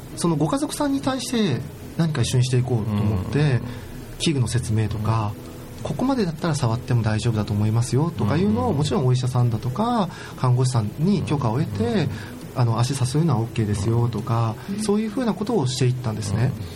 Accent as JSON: {"language": "Japanese", "town": "Beppu", "region": "Oita", "country": "Japan", "tie": "born or raised there", "also_born_or_lived": "Kyoto", "said": "僕生まれが大分の別府温泉の町別府の別府っ子ですもうぬくぬくあのぬるま湯に使って育った"}